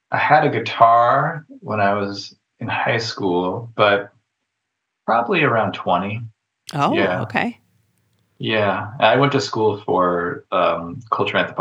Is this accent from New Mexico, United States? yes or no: yes; New Mexico, United States; moved away as an adult; now in Pacific Northwest, United States; I went to school in New Mexico.